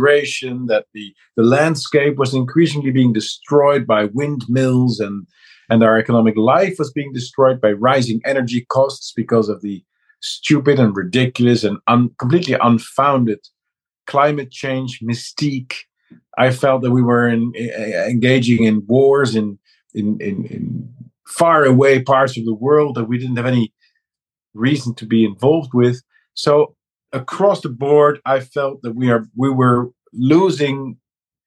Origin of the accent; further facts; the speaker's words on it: Netherlands; also born or lived in Amsterdam; I'm a guy from the Netherlands